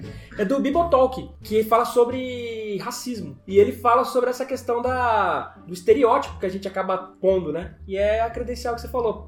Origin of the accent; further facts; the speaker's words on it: Brazil; Nós que somos brasileiros